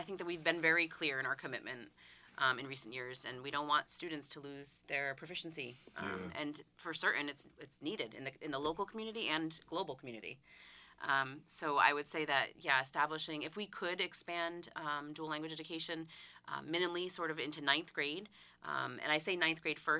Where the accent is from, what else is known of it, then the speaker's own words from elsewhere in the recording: Canterbury, Connecticut, United States; I'm right back in my hometown area.